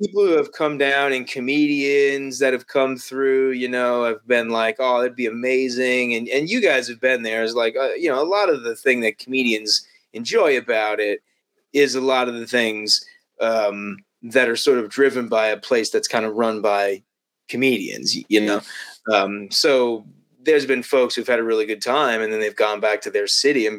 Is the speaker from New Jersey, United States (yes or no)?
no; Las Vegas, Nevada, United States; I mean, I was born in Vegas and lived in Vegas. That gambling's in my blood, man.